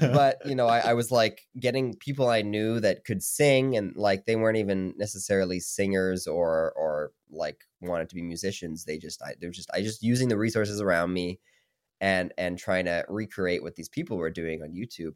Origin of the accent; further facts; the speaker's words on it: Saskatoon, Saskatchewan, Canada; moved away as an adult; now in Toronto, Canada; I'm from Saskatoon, so I'm, like, across the country